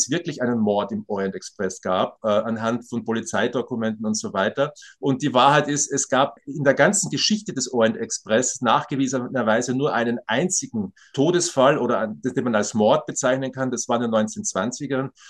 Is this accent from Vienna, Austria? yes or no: no; Graz, Styria, Austria; Ich komme aus Graz, es ist eine mittelgroße Stadt in Österreich